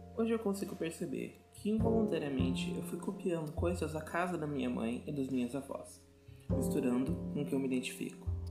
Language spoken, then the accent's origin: Portuguese; Curitiba, Paraná, Brazil; Eu nasci e cresci no Sombrás, um bairro aqui de Curitiba